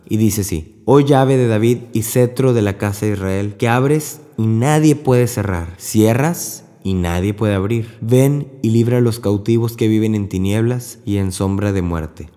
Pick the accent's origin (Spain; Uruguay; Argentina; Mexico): Mexico; moved away as an adult; also born or lived in Corpus Christi, Texas; Yo soy mexicano y trabajo en Corpus Christi